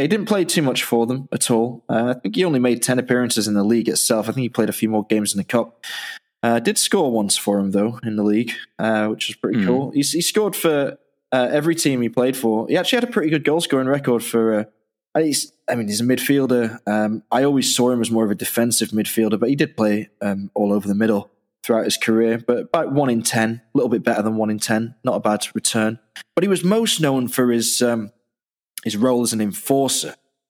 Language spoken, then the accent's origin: English; Dublin, Leinster, Ireland; born there; I was born in Dublin, so I've had an Irish passport all my life